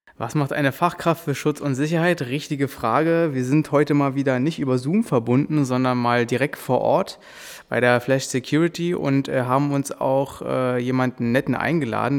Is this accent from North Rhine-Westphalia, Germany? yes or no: no; Berlin, Germany; wir sind ja auch aus Berlin